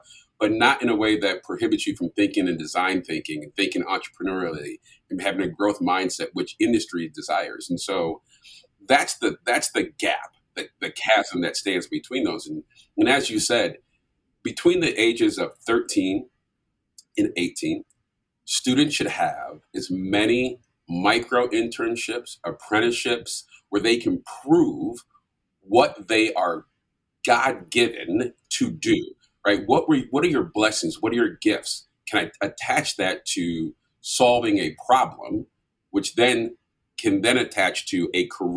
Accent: St. Paul, Minnesota, United States; moved away as an adult; also born or lived in Vermillion, South Dakota; I grew up in St. Paul, Minnesota

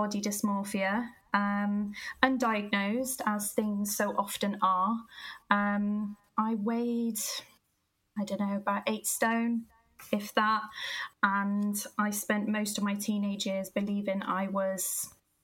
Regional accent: Gloucester, South West England, United Kingdom; I am originally from Gloucester. You can probably tell by the accent

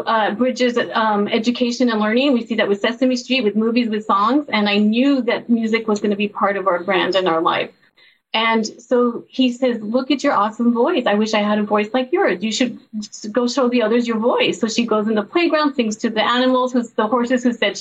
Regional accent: El Paso, Texas, United States; I grew up in El Paso, Texas, a border town

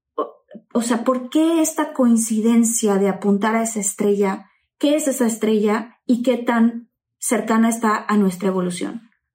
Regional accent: Tabasco, Mexico; crecí en Tabasco

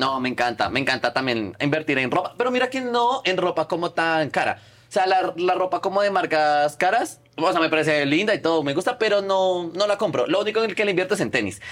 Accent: Colombia; moved away; yo soy de Colombia.

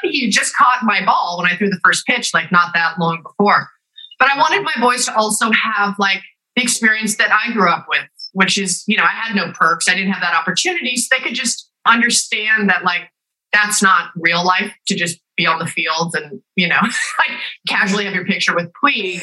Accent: Los Angeles, California, United States; I grew up also

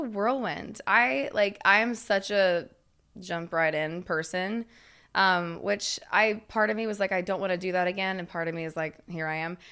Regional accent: Knoxville, Tennessee, United States; I'm from Knoxville

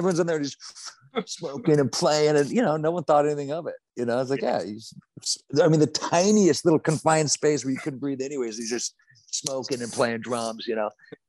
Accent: Orange County, California, United States; I grew up in Orange County

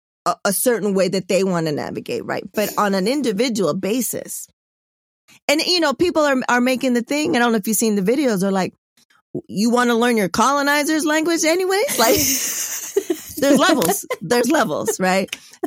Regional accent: Hawaii, United States; The Pacific Ocean was my connection since I was from Hawaii.

